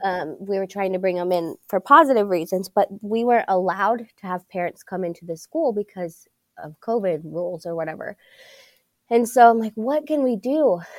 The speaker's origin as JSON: {"language": "English", "town": "Pittsburgh", "region": "Pennsylvania", "country": "United States", "tie": "born or raised there", "said": "I was born and raised in Pittsburgh, and, um, so I went through Pittsburgh school systems"}